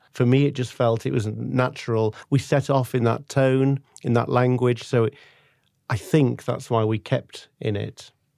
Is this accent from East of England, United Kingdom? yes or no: no; Manchester, North West England, United Kingdom; now in London, United Kingdom; I'm English, uh, originally from Manchester